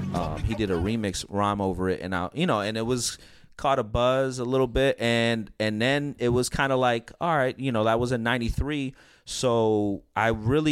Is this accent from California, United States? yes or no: yes; California, United States; also born or lived in Coney Island, New York; And I spent my first 10 years of my life in Coney Island. So my parents moved out here in 1988. So I'm definitely Californian.